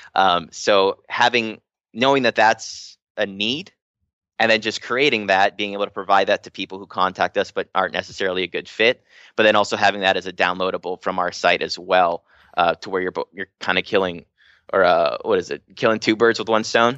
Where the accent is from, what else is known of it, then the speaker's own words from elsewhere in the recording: Hawaii, United States; I'm from Hawaii